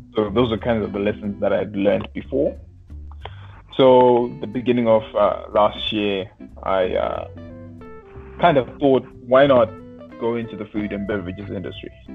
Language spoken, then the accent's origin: English; Zimbabwe; I was I was raised in Zimbabwe